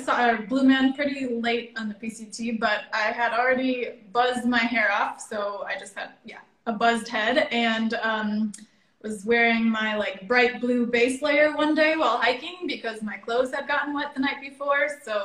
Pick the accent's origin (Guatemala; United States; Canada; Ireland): United States; Madison, Wisconsin; now in Göttingen, Germany; I'm originally from Madison, Wisconsin.